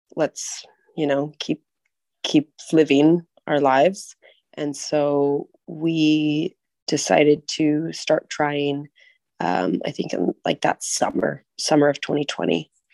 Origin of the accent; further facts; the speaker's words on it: United States; now in Prague, Czech Republic; I'm American